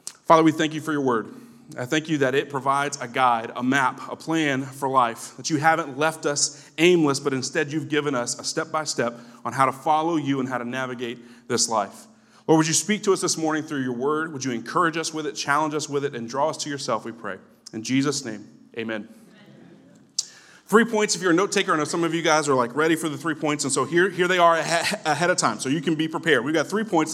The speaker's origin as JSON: {"language": "English", "town": "Tallahassee", "region": "Florida", "country": "United States", "tie": "born or raised there", "said": "Tallahassee, which is my hometown"}